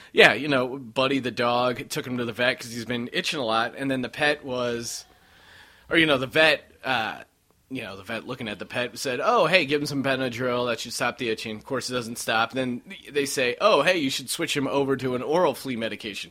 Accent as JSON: {"language": "English", "region": "Colorado", "country": "United States", "tie": "born or raised there", "said": "growing up in Colorado"}